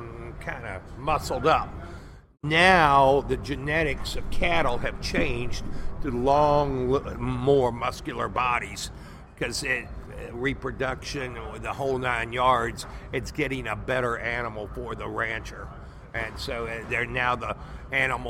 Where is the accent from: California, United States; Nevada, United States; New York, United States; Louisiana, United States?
Louisiana, United States; New Orleans; moved away as an adult; now in Texas, United States; I was from New Orleans